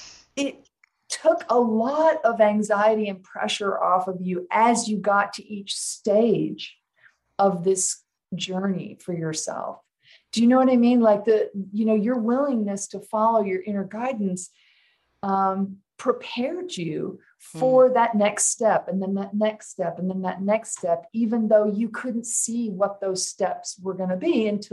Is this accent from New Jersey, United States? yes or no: no; Alabama, United States; also born or lived in Los Angeles / Seattle / Kansas / Ohio; now in Oregon, United States; I've lived in Alabama. I grew up in Alabama. I've lived in Boston, Manhattan, New York. You name it. I've lived it.